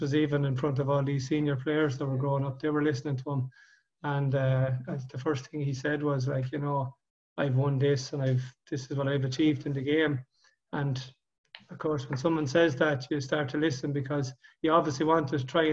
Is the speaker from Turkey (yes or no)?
no; County Offaly / Tyrrellspass, County Westmeath, Leinster, Ireland; Tyrrell's Pass, yeah, but I suppose I grew up in Crohan, so I've a bit of Offaly blood in me.